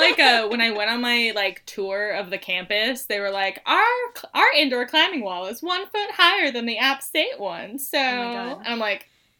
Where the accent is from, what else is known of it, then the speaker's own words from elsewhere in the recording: North Carolina, United States; Because we're from North Carolina, so, like, we're real, like, Appalachian and Southern.